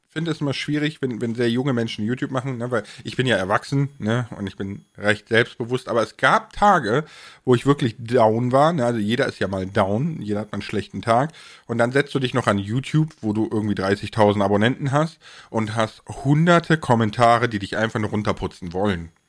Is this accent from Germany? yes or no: yes; Rhineland, Germany; weil ich komme ja aus dem Rheinland, ne, und ich kann das auch so ein ne bisschen